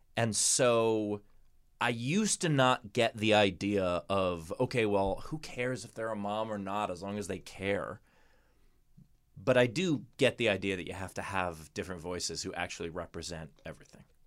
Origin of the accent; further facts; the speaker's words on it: New York, United States; As a New Yorker